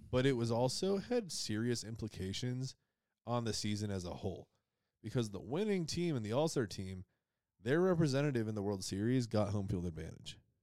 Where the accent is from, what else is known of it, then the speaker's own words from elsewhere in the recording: Western New York, United States; grew up in Western New York, huge hockey area